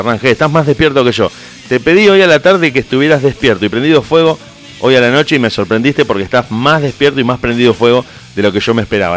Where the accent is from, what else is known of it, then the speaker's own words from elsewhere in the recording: Argentina; como argentino